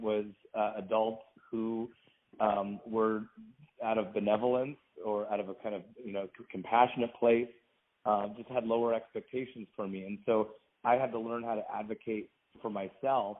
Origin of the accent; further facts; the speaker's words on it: Washington, United States; also born or lived in Baltimore County, Maryland; we moved from Maryland to Washington State. And I grew up, went to public schools here